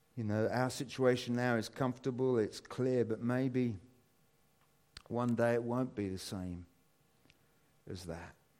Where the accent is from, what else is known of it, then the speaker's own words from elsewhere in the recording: United Kingdom; as British people